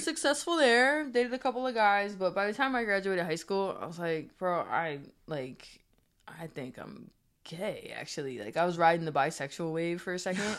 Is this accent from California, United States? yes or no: no; Springfield, Massachusetts, United States; also born or lived in Maryland; now in New Jersey, United States; I'm from Springfield, Massachusetts. I represent Springfield, Massachusetts.